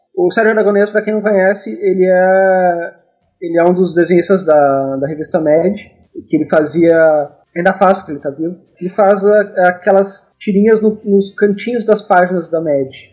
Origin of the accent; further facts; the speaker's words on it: Rosário do Sul, Rio Grande do Sul, Brazil; now in Porto Alegre, Brazil; eu sou do Rio Grande do Sul, moro em Porto Alegre, mas nasci no interior, em Rosário do Sul